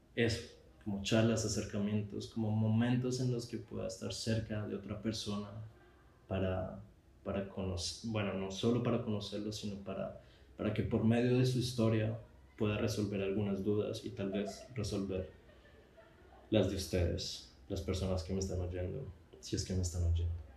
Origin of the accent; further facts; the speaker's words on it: Colombia; moved away as an adult; now in Spain; soy colombiano